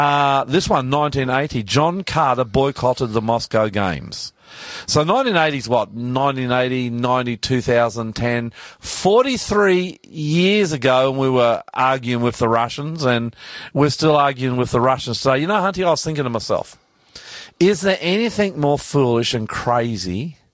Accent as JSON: {"language": "English", "country": "Australia", "said": "I'm the …."}